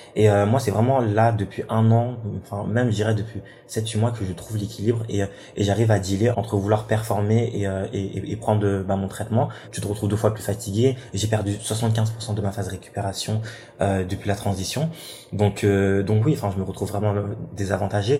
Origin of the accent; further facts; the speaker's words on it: Rouen, Normandy, France; moved away as an adult; also born or lived in south of France; De base, je viens de Rouen, je suis normand, nord de la Seine-Maritime. Je suis venu dans le sud pour faire mes études